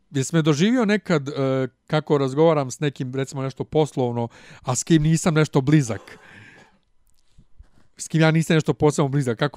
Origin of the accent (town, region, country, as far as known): Serbia